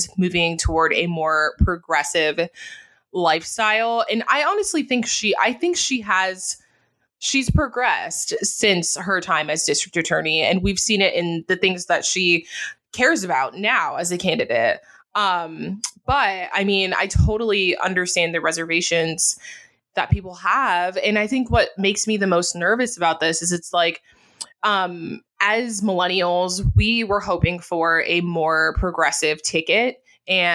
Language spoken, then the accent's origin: English; Jamaica; now in United States; being Jamaican